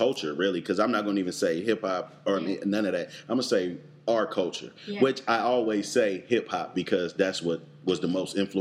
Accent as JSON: {"language": "English", "town": "Oakland", "region": "California", "country": "United States", "tie": "born or raised there", "said": "growing up in Oakland"}